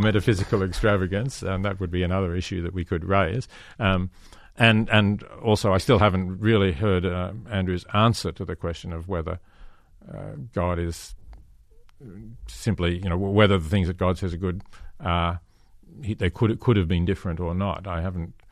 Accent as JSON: {"language": "English", "country": "Australia", "said": "I come from Australia, you know, there's seasonal droughts"}